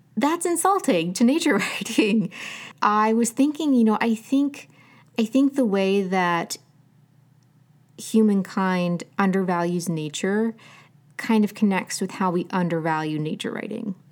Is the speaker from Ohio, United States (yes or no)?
yes; Southern Ohio, United States; I grew up in Southern Ohio